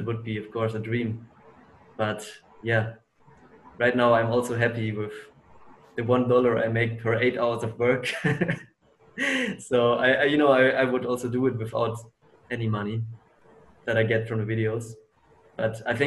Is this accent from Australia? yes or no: no; Germany; my hometown in Germany